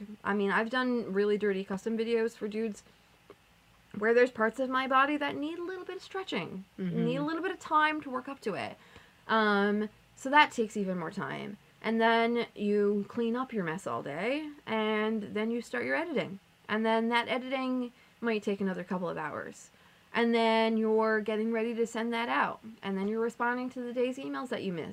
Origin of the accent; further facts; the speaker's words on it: Canada; us being Canadian